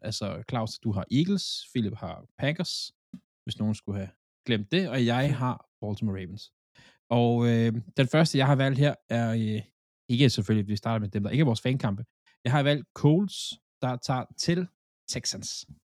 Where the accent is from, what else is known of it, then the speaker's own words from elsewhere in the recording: Funen, Southern Denmark, Denmark; jeg er Fynbo